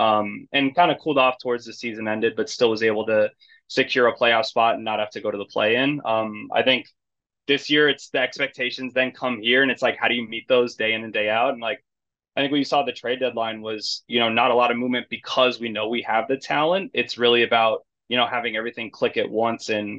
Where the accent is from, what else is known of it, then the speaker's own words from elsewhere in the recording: California, United States; moved away as an adult; also born or lived in Arizona / San Diego / Kansas City; now in Chicago, United States; I grew up in California